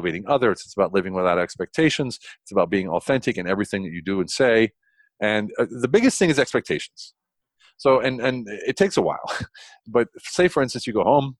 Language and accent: English; United States; moved away as an adult; now in Germany; I don't want to bash my home country